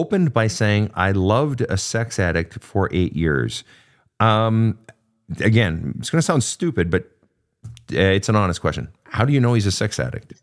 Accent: Minnesota, United States; moved away; the great Minnesota get-together, my home state.

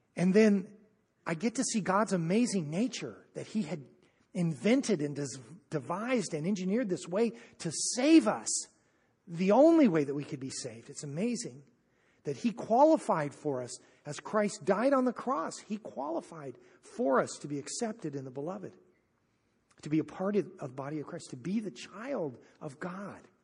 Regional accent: United States; I'm an American

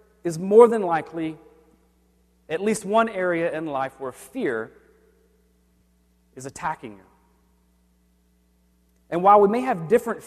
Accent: the South, United States; I grew up in the South, and thunderstorms were frequent

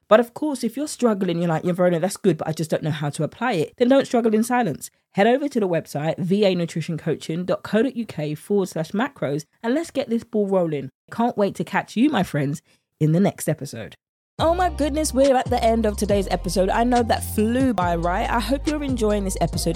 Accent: United Kingdom; accent: British; my British accent

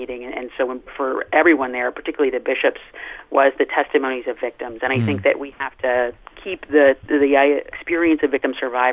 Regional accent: United States; We come from America where our Catholicism is of a particular kind

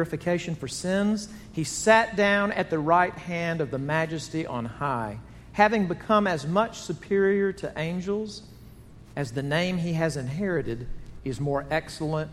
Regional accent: Jackson, Mississippi, United States; Growing up in Jackson, Mississippi

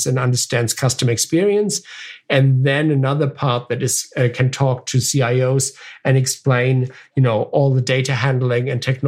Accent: Germany; moved away; My family, I'm originally from Germany, and so I've visited family there

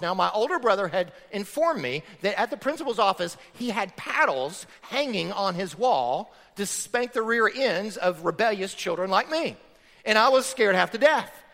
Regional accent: Florida, United States; I grew up in Florida on a farm.

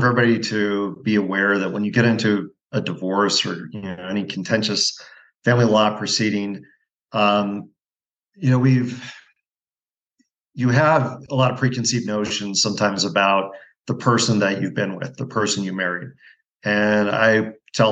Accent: Pacific Northwest, United States; moved away as an adult; also born or lived in Montana / Pennsylvania / New Jersey / Spokane, Washington; now in Bend, United States; I grew up in the Pacific Northwest, went to undergrad at Gonzaga

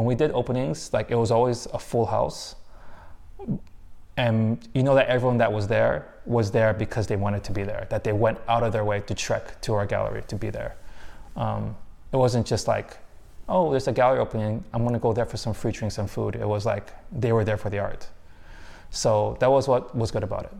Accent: United States; moved away; I was from America

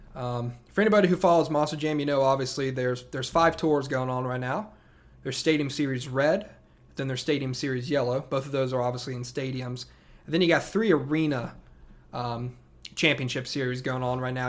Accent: upstate South Carolina, United States; also born or lived in Charlotte, North Carolina / Atlanta area, Georgia; now in Atlanta, United States; I was born in Charlotte, North Carolina. And then as a kid, grew up in upstate South Carolina, and now I live in the Atlanta area

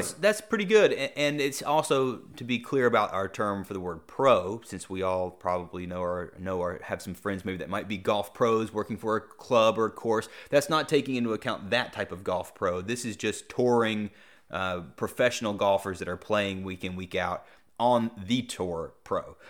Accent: Greensboro, North Carolina, United States; John Isner's from my hometown

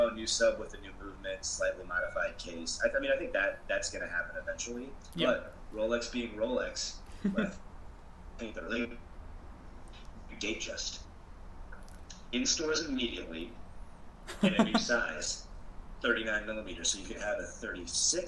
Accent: Mishawaka, Indiana, United States; my hometown of Mishawaka

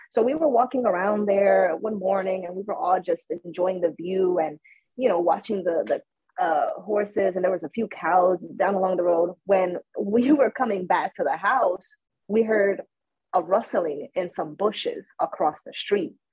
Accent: Puerto Rico; also born or lived in United States; I was born in Puerto Rico, but at one year old I was brought to the United States. So I was uh, you know in the schools here until I was nine. And then once I was nine, my mom, you know, she brought me back to Puerto Rico.

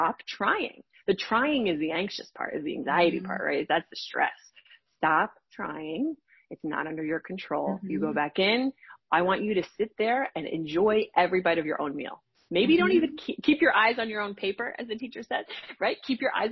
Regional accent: New Jersey, United States; I live in New Jersey. I'm from New Jersey, and my father worked in the city, and he would commute home

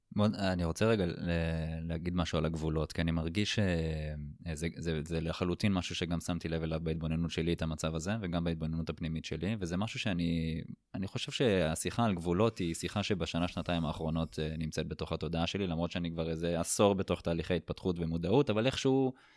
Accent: Israel; נולדנו בישראל, אה, ללאום יהודי

